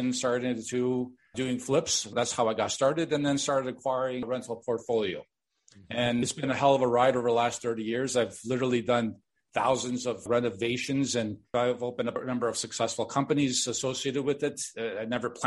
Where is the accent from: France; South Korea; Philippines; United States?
United States; Chicago, Illinois; born or raised there; also born or lived in Miami Beach, Florida; now in Toronto, Canada